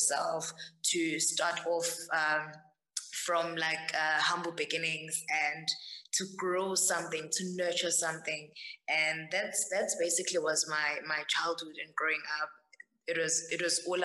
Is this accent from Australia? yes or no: no; Empangeni, KwaZulu-Natal, South Africa; I grew up in the rurals of Mpangeni, Kusakamthethwa, and I was raised by my grandmother and my mom